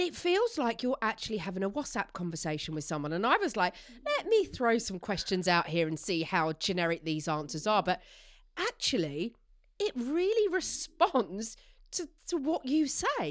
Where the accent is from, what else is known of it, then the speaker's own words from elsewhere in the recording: Essex, East of England, United Kingdom; I'm from Essex